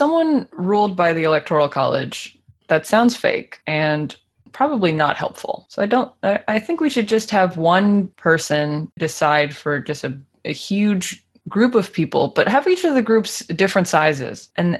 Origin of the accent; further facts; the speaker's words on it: United States; as an American